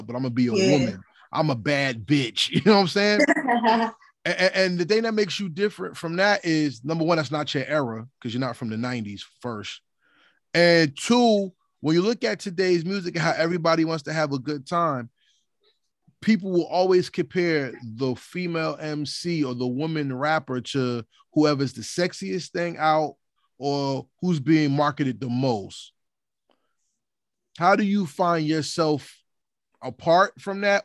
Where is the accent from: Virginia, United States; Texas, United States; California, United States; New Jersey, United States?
New Jersey, United States; I'm from Jersey